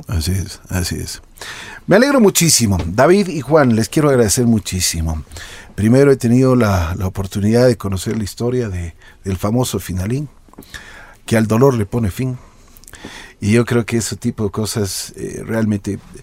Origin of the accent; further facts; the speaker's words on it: Ecuador; nosotros tenemos como ecuatorianos